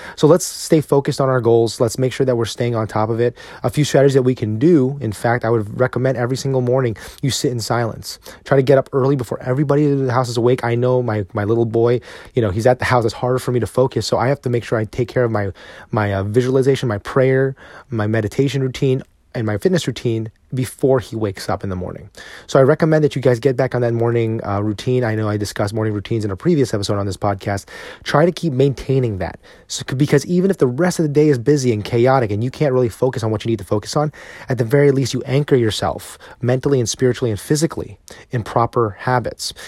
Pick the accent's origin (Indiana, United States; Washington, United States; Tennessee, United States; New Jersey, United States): New Jersey, United States; now in Texas, United States; Growing up in New Jersey